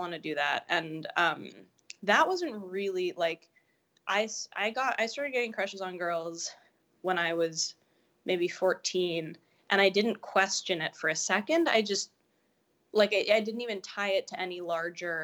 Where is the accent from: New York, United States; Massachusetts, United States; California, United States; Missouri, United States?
New York, United States; New York City; I grew up in Greenwich Village, which is like the gayest neighborhood in New York City